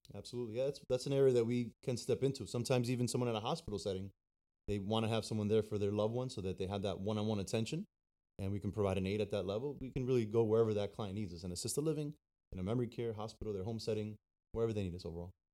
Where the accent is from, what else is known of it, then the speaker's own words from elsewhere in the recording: New Jersey, United States; now in Florida, United States; I was born in New Jersey and been down here in Florida now for thirteen years